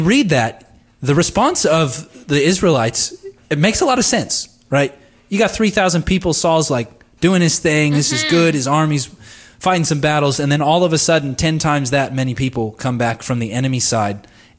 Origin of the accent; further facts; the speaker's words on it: Southern California, United States; I grew up in Southern California.